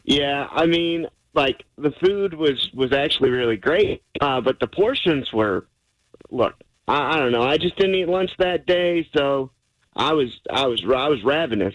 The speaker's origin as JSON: {"language": "English", "town": "Lubbock", "region": "Texas", "country": "United States", "tie": "born or raised there", "said": "we're both from Lubbock"}